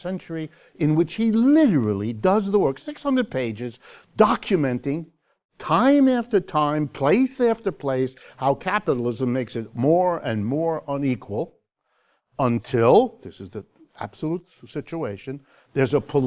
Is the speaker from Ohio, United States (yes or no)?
yes; Youngstown, Ohio, United States; my hometown, Youngstown, Ohio